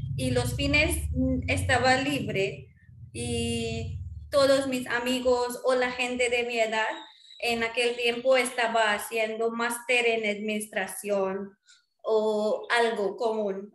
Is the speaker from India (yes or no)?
yes; India; first language Marwari; Spanish is a second language; now in Chennai, India; soy de India y vivo en Chennai. Y yo hablo um, español, inglés, hindi, hindi, marwari. Marwari es mi lengua maternal.